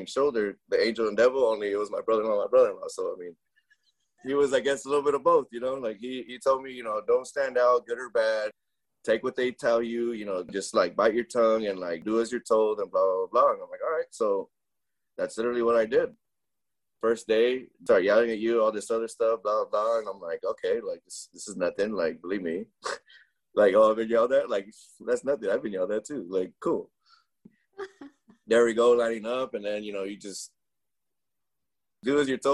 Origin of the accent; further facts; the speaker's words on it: Reedley, California, United States; first language Spanish; English is a second language; also born or lived in Cutler, California; we moved from Cutler to Reedley, where the restaurant and laundromat were